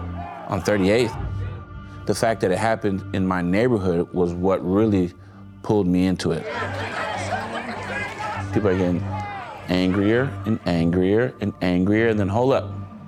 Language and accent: English; Minneapolis, Minnesota, United States; I'm from South Minneapolis, Minnesota, co-founder of 10K.